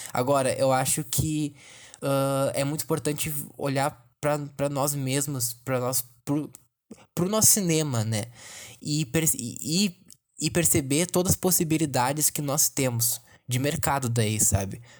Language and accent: Portuguese; Brazil; somos brasileiros